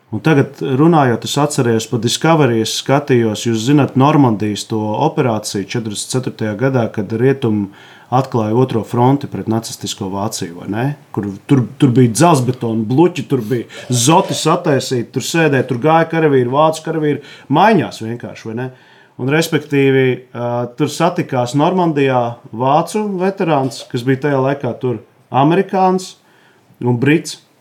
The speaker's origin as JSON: {"language": "Latvian", "town": "Jēkabpils", "country": "Latvia", "tie": "born or raised there", "said": "Es no Jēkabpils, tur ir Kruspils."}